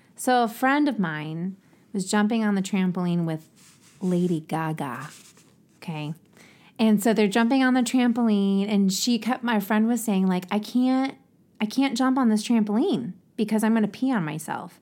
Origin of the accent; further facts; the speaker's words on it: Ohio, United States; accent: Ohio; my Ohio accent